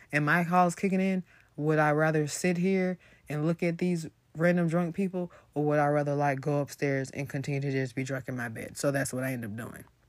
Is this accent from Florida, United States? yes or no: yes; Florida, United States; I'm from Florida.